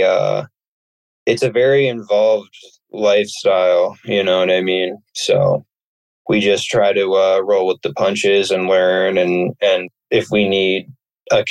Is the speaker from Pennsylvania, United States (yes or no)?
yes; suburbs of Philadelphia, Pennsylvania, United States; moved away as an adult; now in Maine, United States; I'm from the suburbs of Pennsylvania, about 45 minutes or so outside of Philadelphia